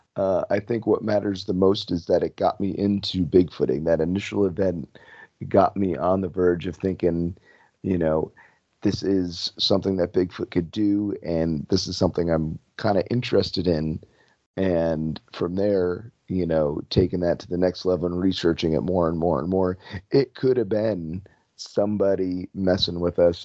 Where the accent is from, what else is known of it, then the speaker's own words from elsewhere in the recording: New Jersey, United States; moved away as an adult; also born or lived in Florida; I was originally from New Jersey. My family's up here